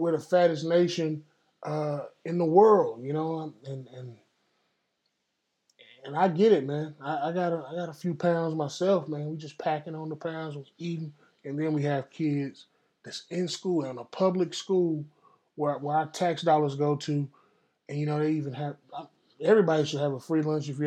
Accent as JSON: {"language": "English", "region": "Texas", "country": "United States", "said": "Dallas, Texas, my home state, Texas"}